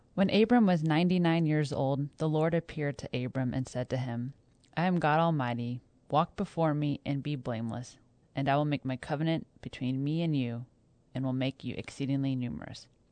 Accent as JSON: {"language": "English", "region": "Kansas", "country": "United States", "tie": "born or raised there", "moved": "yes", "lives_now": "North Texas, United States", "said": "I grew up in Kansas"}